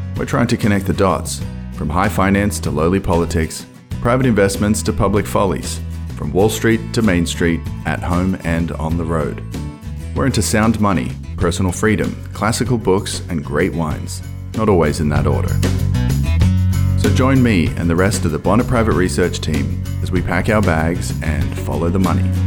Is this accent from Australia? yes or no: yes; Australia; moved away as an adult; now in United States; I come from Australia. Your listeners can probably hear my my accent